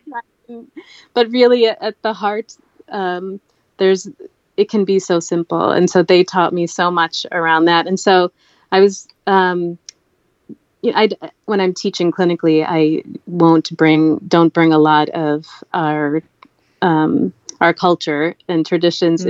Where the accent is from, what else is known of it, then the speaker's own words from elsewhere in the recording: United States; also born or lived in Kerala, India; growing up in America, I I faced prejudice